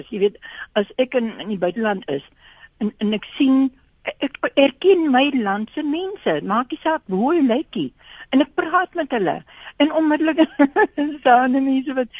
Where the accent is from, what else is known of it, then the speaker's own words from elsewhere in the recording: South Africa; ek is 70 jaar oud en ek is die gelukkigste mens om in Suid-Afrika gebore te wees